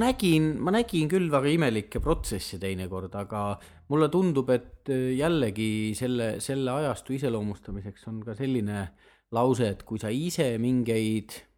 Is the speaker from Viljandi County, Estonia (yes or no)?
yes; Viljandi County, Estonia; moved away as an adult; also born or lived in Tartu / Tallinn; ma olen Viljandist pärit, Viljandis õppinud matemaatika, füüsika erikallakuga klassis